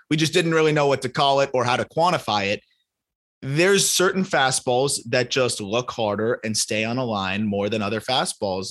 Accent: South Florida, United States; moved away; also born or lived in Syracuse; I grew up in South Florida

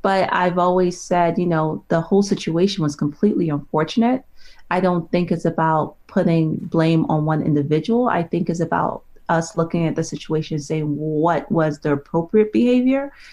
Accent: New York, United States; I grew up in New York

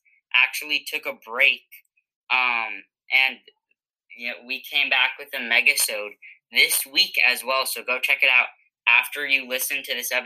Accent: New England, United States; we're from New England

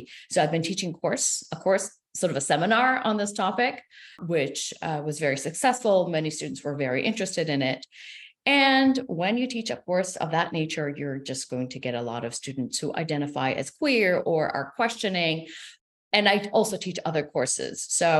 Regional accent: Israel; first language Hebrew; English is a second language; So what I do have in common with them is that I am originally from Israel and I'm a native speaker of Hebrew, but I was raised secular.

